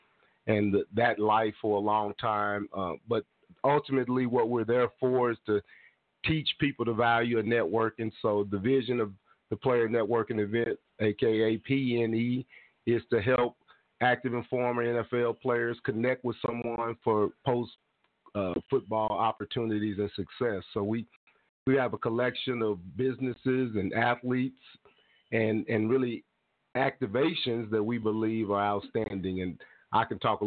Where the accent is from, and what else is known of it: Tulsa, Oklahoma, United States; born or raised there; also born or lived in California